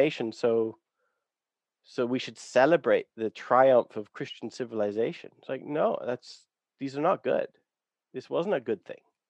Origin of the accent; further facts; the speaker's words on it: Canada; I have discovered that I grew up on Blackfoot territory